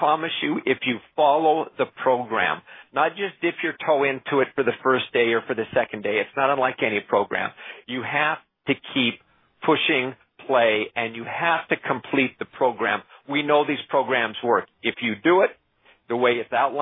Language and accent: English; Canada; I'm Canadian